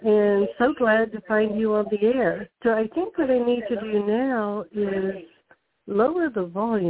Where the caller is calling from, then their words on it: Pennsylvania, United States; Pennsylvania, here in the U.S.